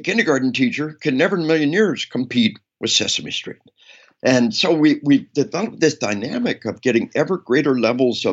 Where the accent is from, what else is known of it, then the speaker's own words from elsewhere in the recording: Arkansas, United States; We are from Arkansas